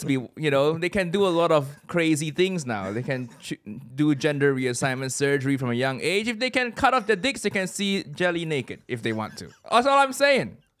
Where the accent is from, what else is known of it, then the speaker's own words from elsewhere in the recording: Malaysia; moved away as an adult; also born or lived in Chicago area, United States; now in United Kingdom; I grew up in Malaysia